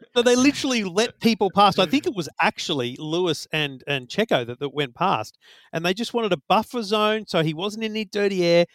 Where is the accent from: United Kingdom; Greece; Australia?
Australia; as an Aussie